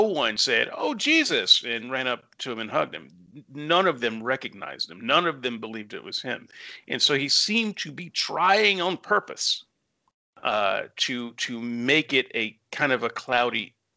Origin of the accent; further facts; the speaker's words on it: Alabama, United States; where I grew up in the Bible Belt in Alabama